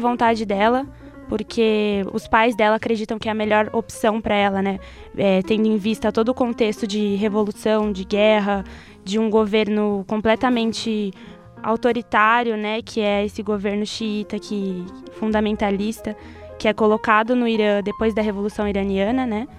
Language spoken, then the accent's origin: Portuguese; Brazil; como brasileiros